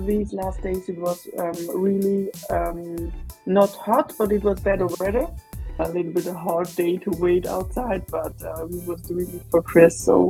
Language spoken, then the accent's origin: English; Graubünden, Switzerland; English is a second language; it's Graubünden called. It's near Italy.